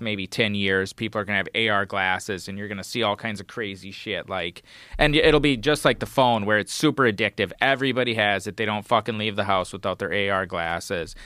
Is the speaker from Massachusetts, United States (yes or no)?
no; Wisconsin, United States; moved away; I'm from Wisconsin, like, grew up in snow